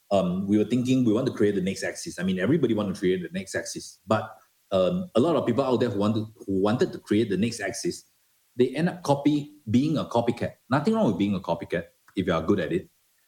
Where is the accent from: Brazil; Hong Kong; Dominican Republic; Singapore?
Singapore; moved away as an adult; I'm a Singaporean